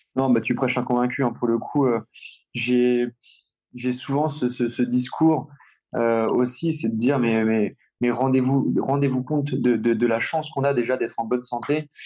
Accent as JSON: {"language": "French", "town": "Rouen", "region": "Normandy", "country": "France", "said": "je suis normand, je suis rouennais, je, j'a, j'a, j'adore ma ville et, et, et, et ma région"}